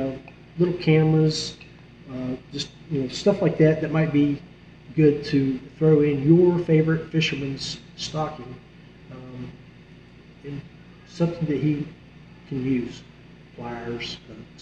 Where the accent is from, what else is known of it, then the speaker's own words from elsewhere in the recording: West Virginia, United States; my home state of West Virginia